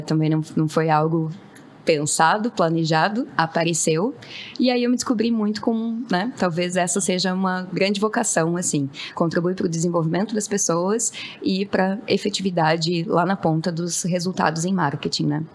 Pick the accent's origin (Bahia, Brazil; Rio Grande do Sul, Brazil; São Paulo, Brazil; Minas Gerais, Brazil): Rio Grande do Sul, Brazil; sou gaúcha